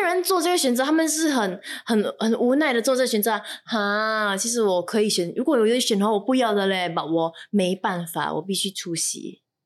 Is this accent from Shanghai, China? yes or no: yes; Shanghai, China; 因为你知道我来自上海